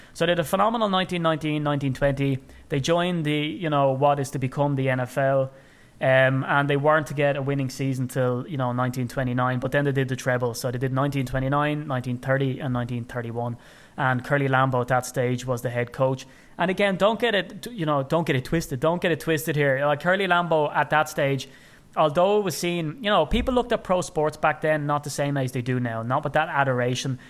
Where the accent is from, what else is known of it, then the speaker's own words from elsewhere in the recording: Ireland; as an Irishman, and I like to wax lyrical about being Irish